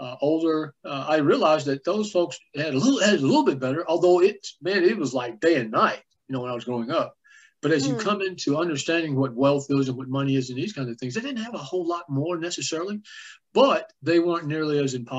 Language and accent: English; Jacksonville, Texas, United States; I grew up in East Rural, Texas. It's a little place called Jacksonville